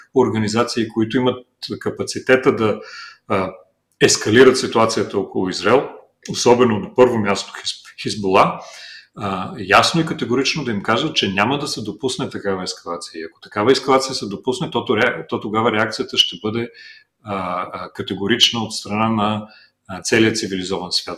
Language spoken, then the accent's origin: Bulgarian; Bulgaria; ние в България